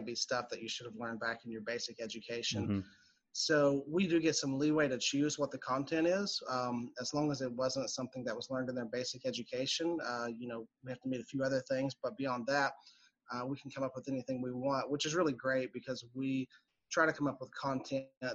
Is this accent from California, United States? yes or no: no; Pikeville, Kentucky, United States; moved away as an adult; also born or lived in Richmond, Kentucky; now in Lexington, United States; I'm from Eastern Kentucky, Pikeville to be exact. It's just kind of I guess it's probably a large town in Eastern Kentucky, but a small town as things go. And grew up there